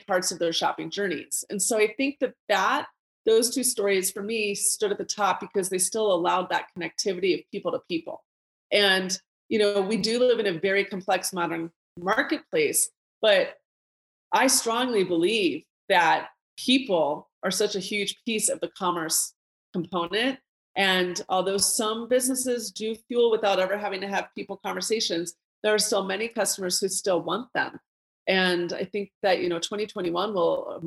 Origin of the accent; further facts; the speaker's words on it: Colorado, United States; my hometown of Colorado